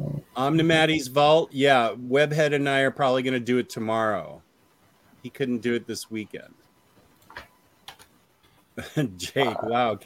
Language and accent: English; California, United States; I grew up in California, so there was a lot of Hispanic culture that I was exposed to.